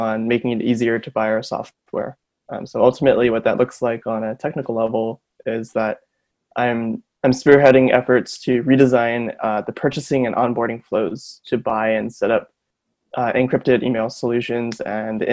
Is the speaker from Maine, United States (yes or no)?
no; Honolulu, Hawaii, United States; moved away as an adult; now in Berkeley, United States; I'm from Honolulu, Hawaii. I was born and raised there, went to school there, did high school there, and I'm now out here in Berkeley